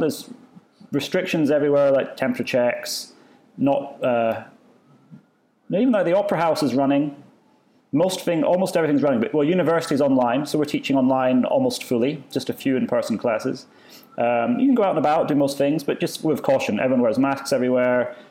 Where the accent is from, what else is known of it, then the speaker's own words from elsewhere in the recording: Edinburgh, Scotland, United Kingdom; moved away as an adult; now in Dubai, United Arab Emirates; my hometown Edinburgh